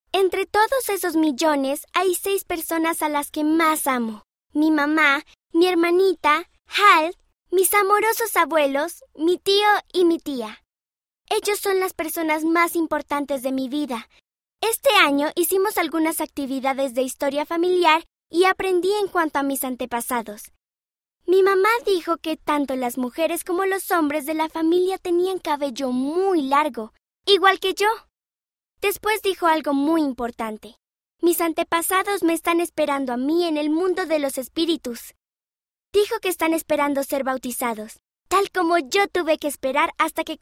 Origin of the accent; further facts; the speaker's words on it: Karnataka, India; born there; Nací en India y amo a Jesucristo.